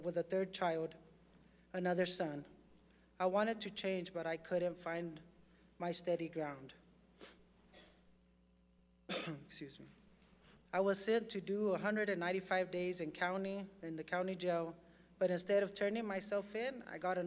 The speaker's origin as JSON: {"language": "English", "town": "Portales", "region": "New Mexico", "country": "United States", "tie": "born or raised there", "said": "I was born in Portales, New Mexico. I was a farm laborer at a young age. I had a good childhood"}